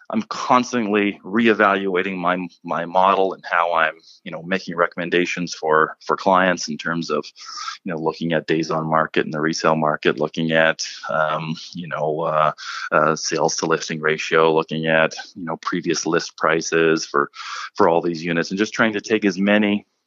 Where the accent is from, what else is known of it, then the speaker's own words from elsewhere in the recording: Guelph, Ontario, Canada; moved away as an adult; also born or lived in Dallas, Texas; now in Toronto, Canada; I just did some work in Guelph, Ontario. It's my hometown, actually, where I was born and raised